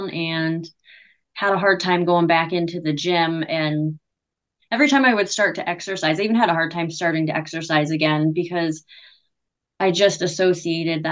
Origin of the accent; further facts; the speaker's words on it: Pennsylvania, United States; moved away as an adult; also born or lived in New York / Buffalo, New York / Houston, Texas; I am from a very small town in Pennsylvania. It's extremely small, like population between like 1,500 and 2,000